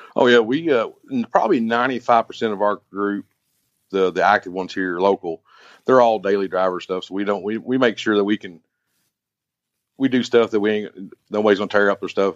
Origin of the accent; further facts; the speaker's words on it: Kentucky, United States; I'm from Kentucky, been here my whole life